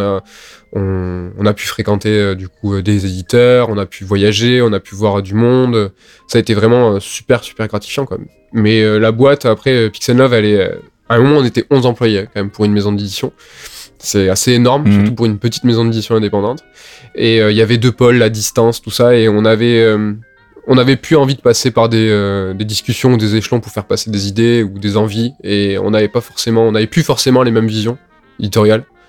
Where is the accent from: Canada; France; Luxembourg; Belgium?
France; Toulouse, Occitania; nous, on est de Toulouse, on n'est pas de Paris